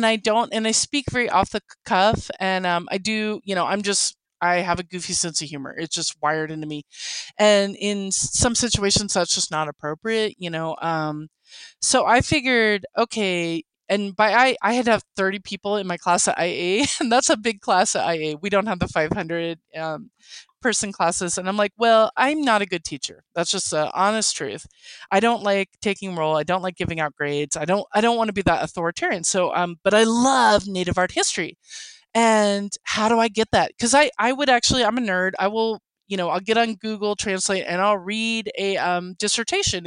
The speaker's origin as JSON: {"language": "English", "region": "Oklahoma", "country": "United States", "first_language": "English", "said": "Oklahoma Cherokee"}